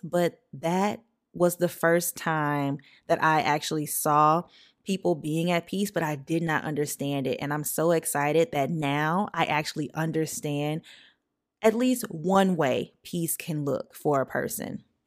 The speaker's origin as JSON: {"language": "English", "town": "St. Francisville", "region": "Louisiana", "country": "United States", "tie": "born or raised there", "said": "I grew up in St. Francisville, Louisiana, very, very small town, population of like 4,000 people"}